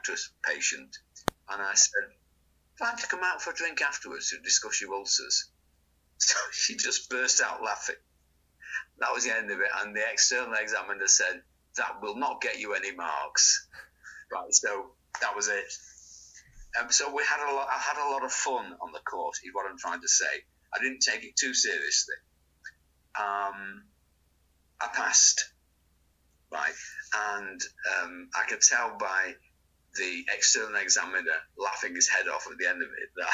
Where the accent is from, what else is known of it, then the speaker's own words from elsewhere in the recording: Manchester, North West England, United Kingdom; I was brought up in Crumsall.